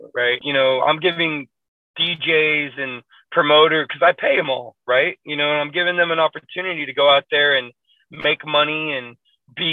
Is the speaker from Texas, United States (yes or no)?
yes; Waco, Texas, United States; now in Dallas, United States; I'm originally from Waco, Texas